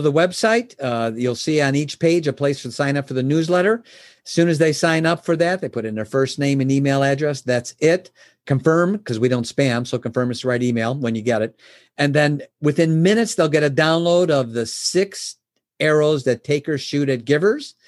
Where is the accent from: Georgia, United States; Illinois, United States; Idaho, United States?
Illinois, United States; Chicago; I was born in Chicago. Uh, my my father was a milkman. I was raised, you know, son of a milkman back then